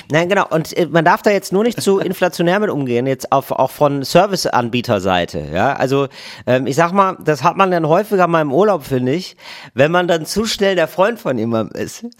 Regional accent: Wuppertal, North Rhine-Westphalia, Germany; Ich komme aus Wuppertal.

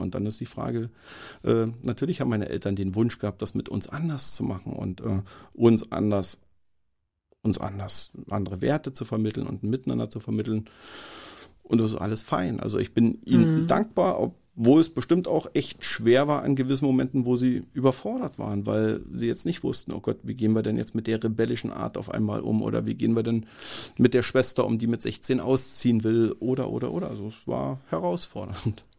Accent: Berlin, Germany; also born or lived in Marienberg / Dresden; bin in einem Umfeld in Marzahn aufgewachsen

